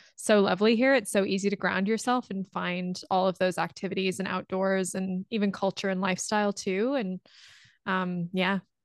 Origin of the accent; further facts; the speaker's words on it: Ontario, Canada; moved away as an adult; also born or lived in England / Australia / Amsterdam; now in Vancouver, Canada; I was born in England and I grew up in Ontario